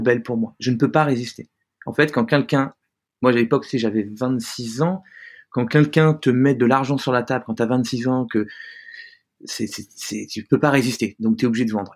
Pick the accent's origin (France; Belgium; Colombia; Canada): France; also born or lived in New York / San Francisco; je suis français, hein, donc j'ai la culture française.